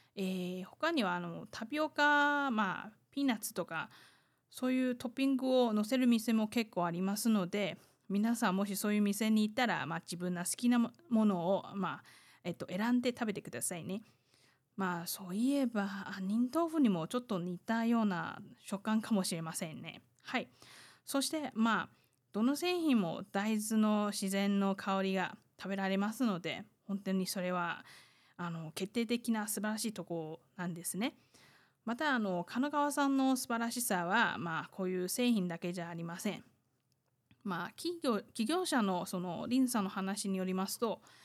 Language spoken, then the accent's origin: Japanese; Taiwan; 台湾生まれ、台湾育ち